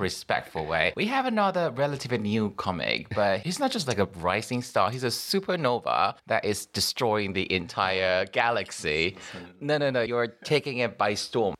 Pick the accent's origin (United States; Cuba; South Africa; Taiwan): Taiwan; English is a second language; I'm your Taiwanese comedian